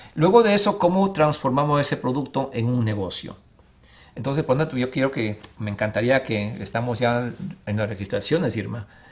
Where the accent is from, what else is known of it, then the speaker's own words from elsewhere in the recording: Ecuador; now in Arizona, United States; en mi país Ecuador